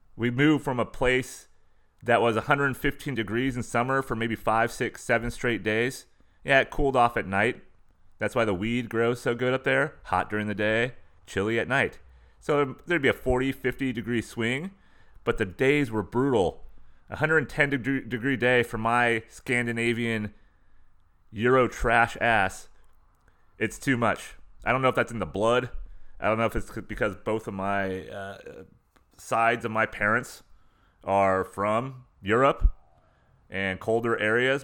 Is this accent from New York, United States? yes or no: no; San Diego County, Southern California, United States; moved away; where I grew up in Southern California, internal San Diego County in the mountains, going towards the desert